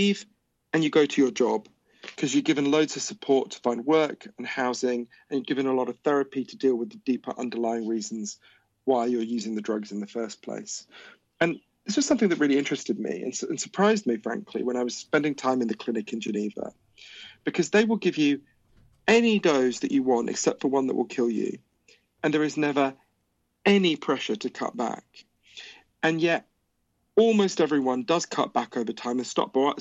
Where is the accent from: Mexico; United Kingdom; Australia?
United Kingdom; also born or lived in Switzerland; my dad's from Switzerland, so I'm a Swiss citizen as well as obviously British